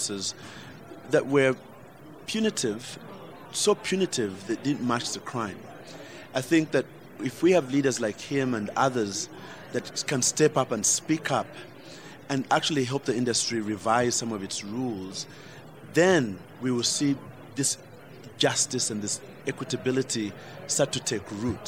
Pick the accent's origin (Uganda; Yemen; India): Uganda; I fought back as a Ugandan